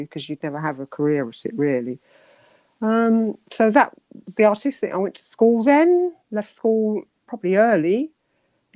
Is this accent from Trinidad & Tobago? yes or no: no; London, United Kingdom; also born or lived in Hastings; now in Canterbury, United Kingdom; I was born in Hastings in my grandmother's house. Used to visit there quite a lot. I lived, I believe, somewhere near Penge initially. And then we moved to Streatham. Streatham we went to near Wandsworth Common.